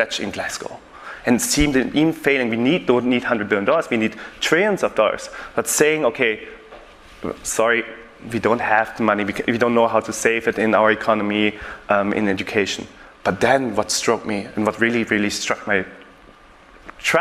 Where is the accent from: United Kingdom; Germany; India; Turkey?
Germany; I'm born and raised in Germany.